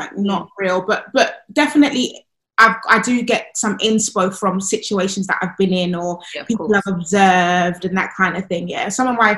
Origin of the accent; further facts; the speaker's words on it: Nigeria; I'm Nigerian